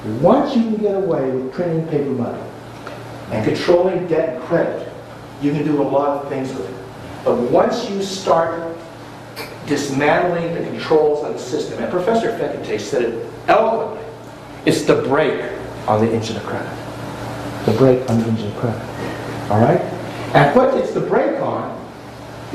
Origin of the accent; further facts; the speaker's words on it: Washington, District of Columbia, United States; I'm an American. I was born in Washington, D.C.